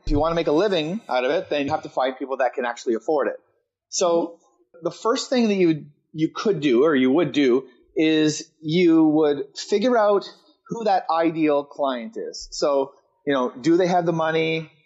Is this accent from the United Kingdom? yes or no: no; East Coast of Canada, Canada; moved away as an adult; I decided to move back to my hometown, which is in the east coast of Canada